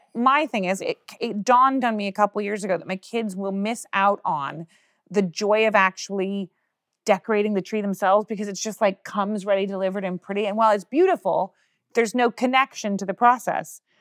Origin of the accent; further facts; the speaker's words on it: United States; as an American